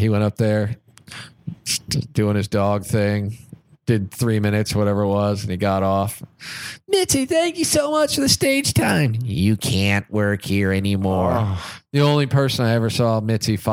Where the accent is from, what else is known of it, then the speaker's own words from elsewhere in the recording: Kansas City, United States; moved away as an adult; now in Los Angeles, United States; I'm from Kansas City